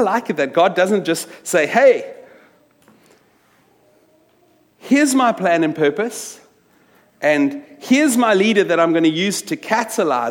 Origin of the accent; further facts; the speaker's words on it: Wellington, Western Cape, South Africa; moved away as an adult; also born or lived in New York; I grew up in South Africa, in a little town from when I was 10 to when I finished matric, a little Afrikaans town called Wellington